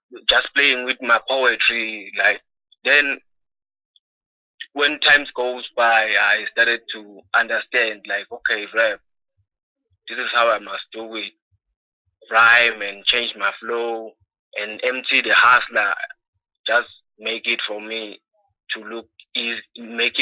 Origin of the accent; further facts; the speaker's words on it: Mpumalanga, South Africa; I'm from Mpumalanga province in a place called Artiepiskop next to the N17 border post